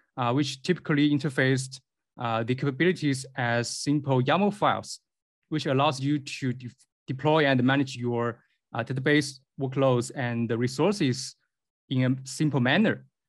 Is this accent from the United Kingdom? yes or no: no; Beijing, China; I come from Beijing, China